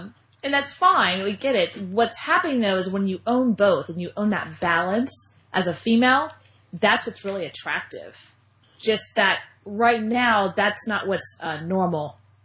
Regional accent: Austin, Texas, United States; Austin, kind of coming back home. I'm from Austin, Texas. I live in Austin.

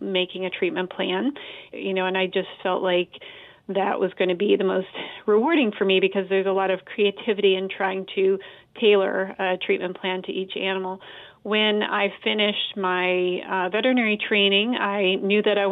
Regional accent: Colorado, United States; moved away; also born or lived in Missouri; I grew up in Colorado

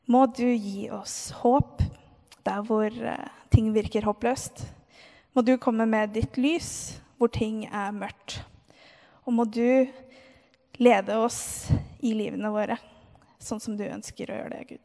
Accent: Moss, Østfold, Norway; Eh, jeg har vokst opp i Moss, i en kristen familie.

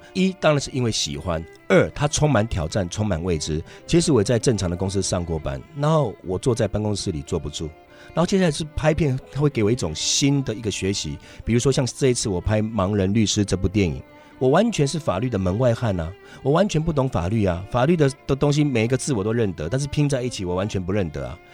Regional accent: Shalu, Taichung, Taiwan; 我小时候在外婆家长大，我是出生在台中县沙鹿镇

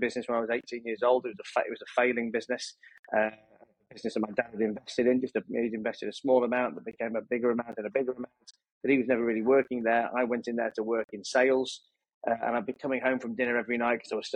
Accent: Leeds, Yorkshire and the Humber, United Kingdom; I grew up in a town called Leeds, a city called Leeds in the north of England. I was born and raised there

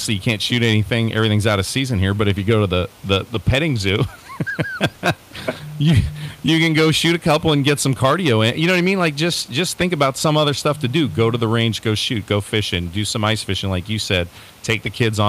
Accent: Pennsylvania, United States; we grew up in Pennsylvania

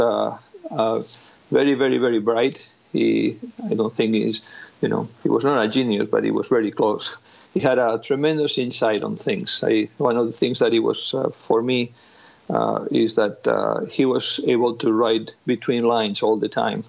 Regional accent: Spain; moved away as an adult; also born or lived in Granada / Madrid; now in Iowa, United States; I'm originally from Spain

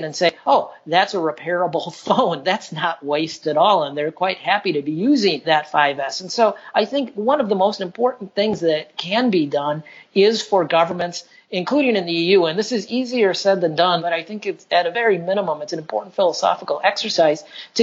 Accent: Northern United States, United States; I had grown up around Goodwills in the United States. I come from the Northern United States

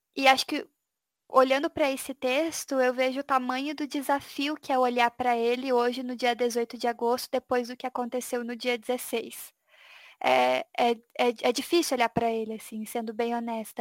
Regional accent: Brazil; como brasileiras

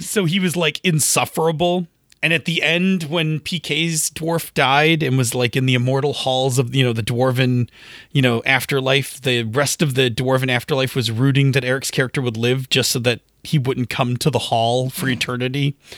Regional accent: Buffalo, New York, United States; I'm from Buffalo

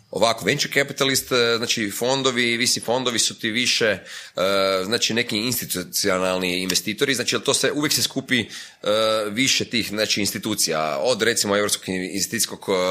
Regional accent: Croatia; sam iz Hrvatske

